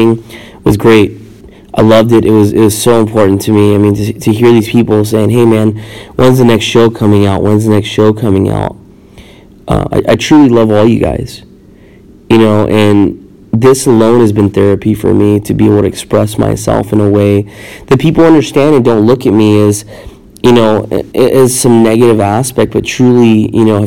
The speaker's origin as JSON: {"language": "English", "region": "California", "country": "United States", "tie": "born or raised there", "moved": "as an adult", "lives_now": "Arizona, United States", "said": "being a Californian, where I grew up, where I was raised"}